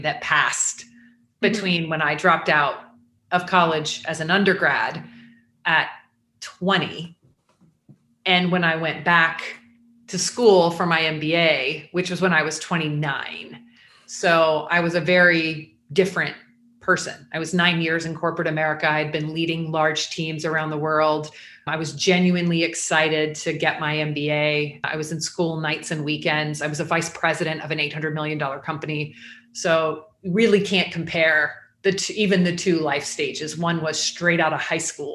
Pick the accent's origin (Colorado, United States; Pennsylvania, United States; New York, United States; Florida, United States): Florida, United States; Jacksonville; moved away as an adult; also born or lived in Atlanta, Georgia; I grew up in Jacksonville, was born there, stayed there until I was 20